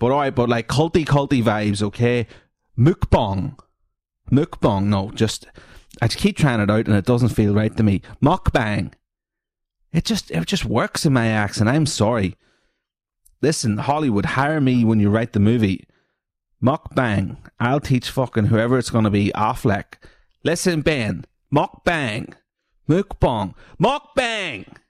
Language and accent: English; Newry, Northern Ireland, United Kingdom; I'm from Newry